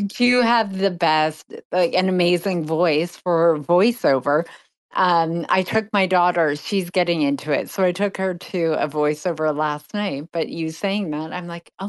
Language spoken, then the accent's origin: English; Toronto, Ontario, Canada; also born or lived in Montreal; I'm close to Montreal. I'm from Toronto. My mom is from Montreal. I grew up going back and forth, Toronto, Montreal.